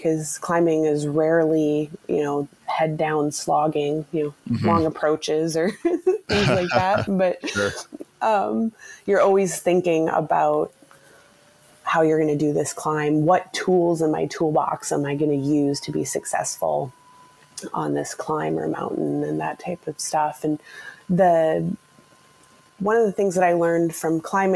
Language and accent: English; Maple Grove, Minnesota, United States; also born or lived in Calgary, Canada / Canmore, Canada / Stillwater, Minnesota; I grew up in Maple Grove, which is just in the northwest suburbs of Minneapolis